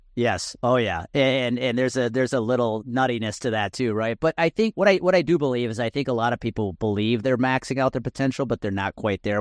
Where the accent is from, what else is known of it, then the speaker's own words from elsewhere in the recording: Milwaukee area, Wisconsin, United States; I was rooting for the Brewers as a kid because they were my hometown team